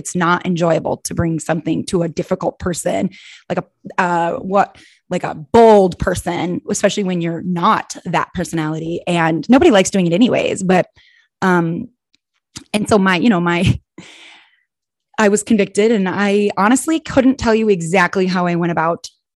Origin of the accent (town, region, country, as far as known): Minnesota, United States; also born or lived in Arizona / Wisconsin; now in Illinois, United States